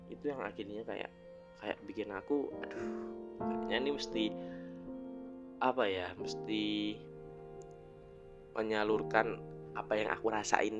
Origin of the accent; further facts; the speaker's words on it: Semarang, Central Java, Indonesia; now in Malang, Indonesia; selama aku di Malang sini ya karena aku asalnya dari Semarang